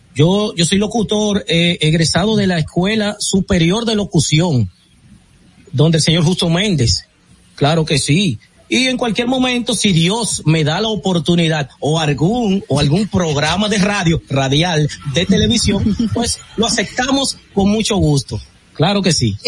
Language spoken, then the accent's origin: Spanish; Herrera, Distrito Nacional, Dominican Republic; also born or lived in Los Ríos, Santo Domingo; Yo soy de Herrera, nací en Herrera, vivo en Los Ríos, pero me, me, me gusta decir que soy de Herrera porque ahí es que hago mi vida